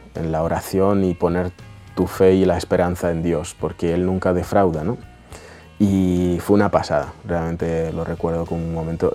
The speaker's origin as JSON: {"language": "Spanish", "country": "Russia", "tie": "born or raised there", "moved": "yes", "said": "vivíamos en una chabola que estaba a punto de, de caer en Rusia"}